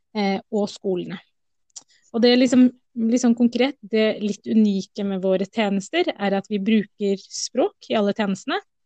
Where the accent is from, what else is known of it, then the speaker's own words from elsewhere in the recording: Oslo, Norway; Jeg er norsk-somalier, men født i Oslo